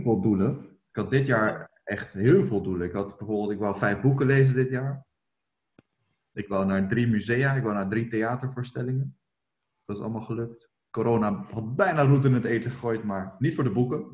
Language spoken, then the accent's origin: Dutch; Rotterdam, South Holland, Netherlands